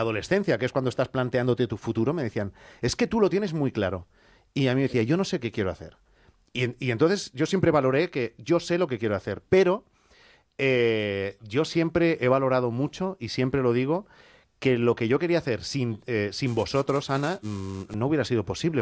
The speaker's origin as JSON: {"language": "Spanish", "town": "Mollet del Vallès", "region": "Catalonia", "country": "Spain", "tie": "born or raised there", "said": "la radio de mi pueblo, Radio Mollet."}